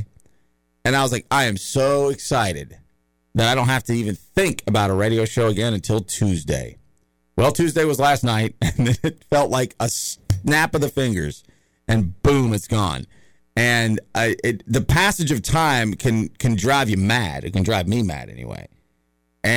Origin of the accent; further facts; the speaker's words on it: the South, United States; I grew up in the South and I've been around a lot of redneck yahoos